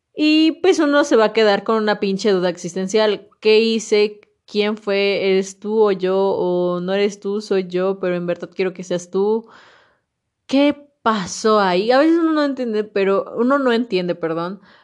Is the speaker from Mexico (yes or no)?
yes; Mexico; como mexicanos y, unirnos como verdaderos mexicanos